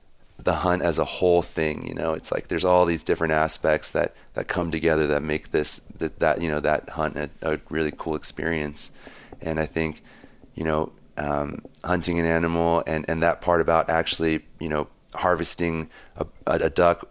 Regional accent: Maryland, United States; moved away as an adult; now in Montana, United States; I grew up in Maryland, and I ended up in Montana 5.5 years ago.

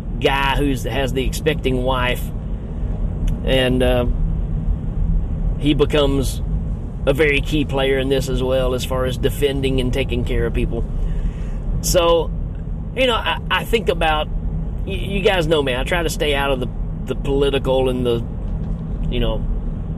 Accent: United States; I'm speaking from America

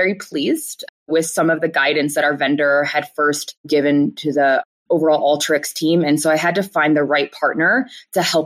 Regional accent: Chicago, Illinois, United States; now in Denver, United States; I'm originally from Chicago

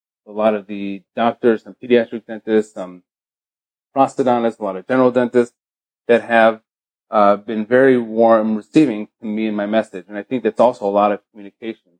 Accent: Chicago, Illinois, United States; moved away as an adult; also born or lived in Israel / Baltimore, Maryland; now in Beverly Hills, United States; I grew up in Chicago, Illinois

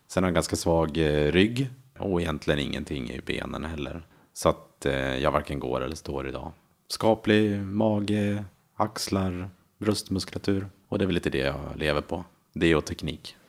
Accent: Köping, Västmanland, Sweden; moved away as an adult; now in Enskededalen, Stockholm, Sweden; Jag kommer från Köping från början

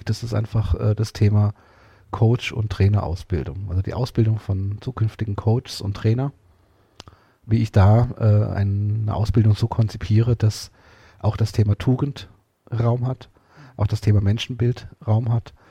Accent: Portugal; German is a second language; vor allen Dingen auch mit meinem Bild von der Religion und auch gerade auch als Portugiese von der katholischen Kirche

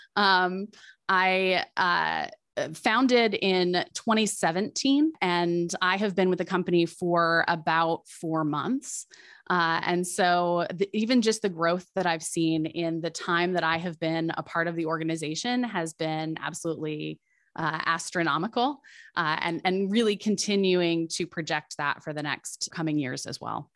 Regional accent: Midwest, United States; I'm a Midwesterner at heart

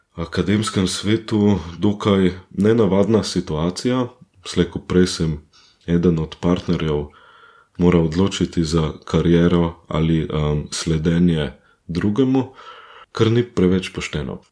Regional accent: near Katarina above Ljubljana, Central Slovenia, Slovenia; moved away as an adult; now in Düsseldorf, Germany; Katarina, nad Ljubljana, Sonce, zelo blizu mojega domačega kraja

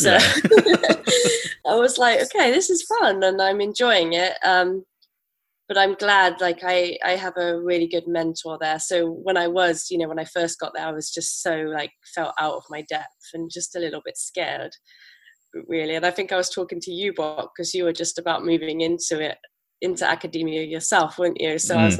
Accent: Bristol, South West England, United Kingdom; accent: farmery; I'm from Bristol in England, and I usually sound a little bit farmery. So I'm hoping that comes back to me.

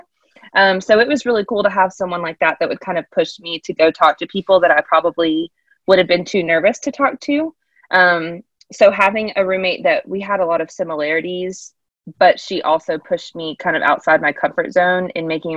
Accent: Charlotte, North Carolina, United States; I am originally from the Charlotte area

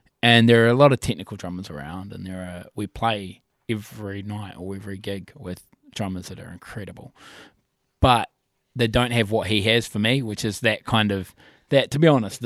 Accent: Nelson, New Zealand; moved away as an adult; now in Christchurch, New Zealand; I'm actually from Nelson originally. Then I moved down to here in 08. But me and a fella called AJ were mates from high school

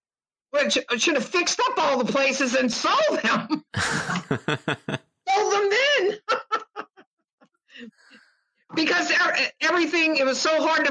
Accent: New Orleans, Louisiana, United States; also born or lived in Georgia; I was born in New Orleans, raised in New Orleans, and grew up a couple of different places in Georgia.

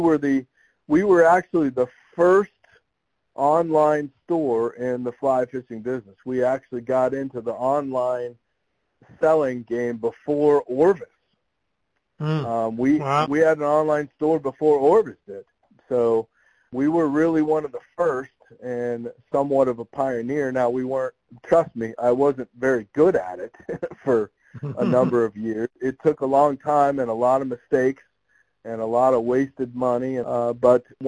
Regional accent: South Florida, United States; now in Columbus, United States; I grew up fishing in South Florida

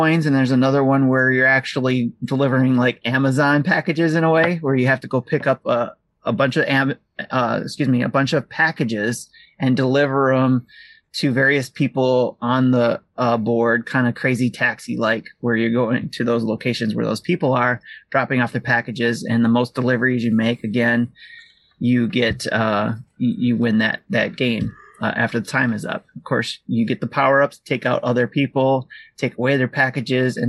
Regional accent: Detroit, Michigan, United States; I'm from Detroit

